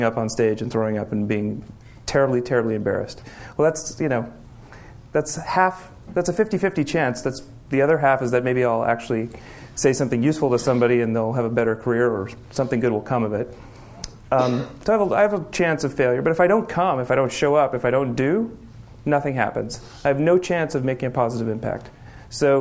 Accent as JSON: {"language": "English", "town": "Berkeley", "region": "California", "country": "United States", "tie": "born or raised there", "said": "I grew up in Berkeley, and it's important because growing up in Berkeley in the 1970s and 80s"}